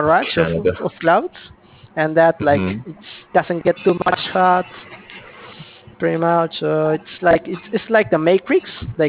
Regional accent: Lima, Peru; I am from Lima, Peru. We have like very chill climate. Like the coldest it gets is like 15 Celsius.

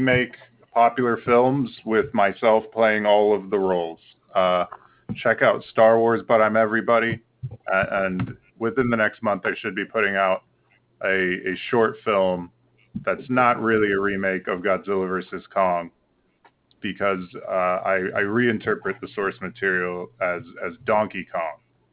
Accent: United States; I am an American improv master

